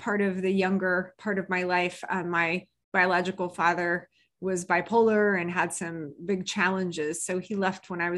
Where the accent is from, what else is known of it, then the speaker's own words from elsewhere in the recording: Indiana, United States; moved away as an adult; now in Southern California, United States; I was raised in Indiana until I was 35. I lived there